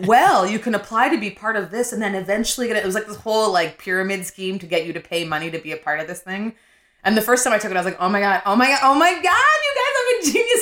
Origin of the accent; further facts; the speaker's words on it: Winnipeg, Manitoba, Canada; moved away; also born or lived in Nigeria; I'm from Winnipeg